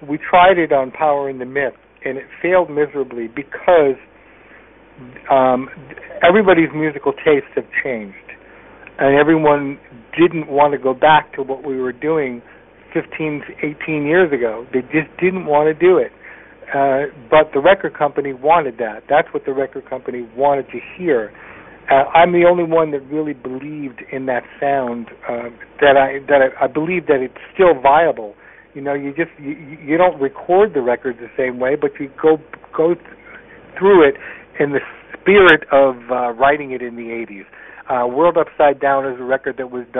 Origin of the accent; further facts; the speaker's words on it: Connecticut, United States; I was a guy from Connecticut.